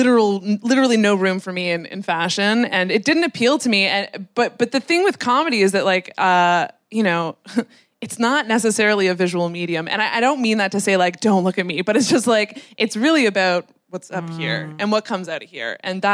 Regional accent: Canada; But it's I'm like a Canadian Nepo baby, so no one's heard of any of these people.

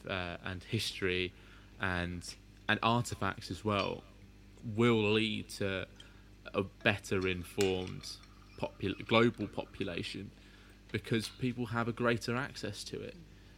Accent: England, United Kingdom; I'm British and I'm English. I've lived in England most of my life

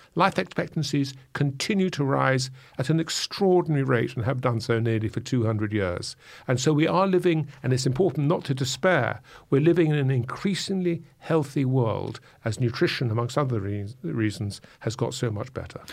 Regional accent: England, United Kingdom; I'm an Englishman

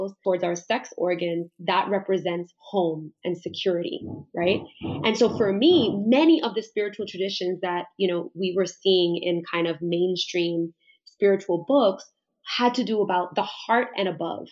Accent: New York, United States; I was born and raised in Brooklyn

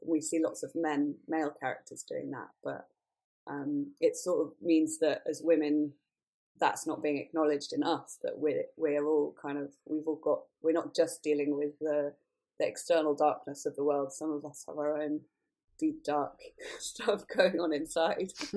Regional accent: rural Wales, United Kingdom; I grew up in the middle of nowhere in rural Wales

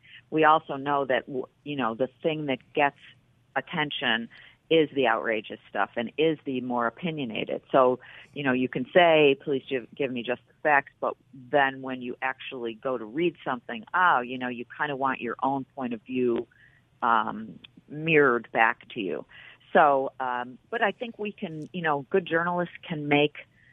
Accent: Buffalo, New York, United States; moved away as an adult; also born or lived in Washington; now in New York City, United States; I was from Buffalo

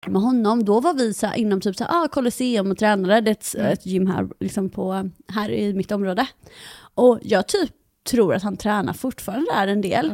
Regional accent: Halland County, Sweden; accent: halländska; när jag pratar med mina föräldrar och sånt, då pratar jag mycket mer halländska också.

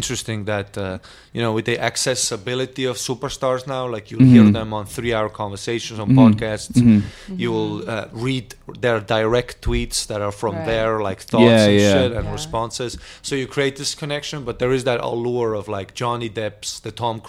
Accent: Estonia; I grew up in Estonia.

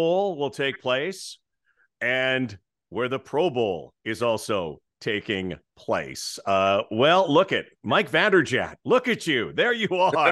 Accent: Winnipeg, Manitoba, Canada; when I grew up in Winnipeg

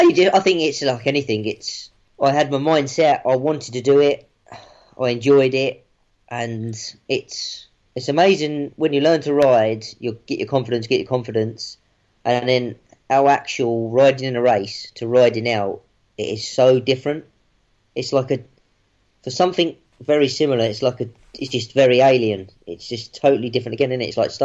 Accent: Brighton, South East England, United Kingdom; I'm from Brighton, so I'm very much a townie. I literally lived 500 yards from Brighton Racecourse

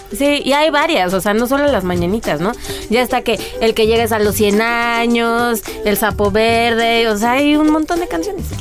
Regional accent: Mexico; somos los mexicanos

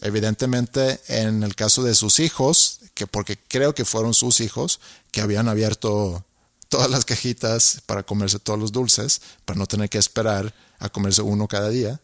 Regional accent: Sweden; now in Monterrey, Mexico; soy tu vecino, soy sueco

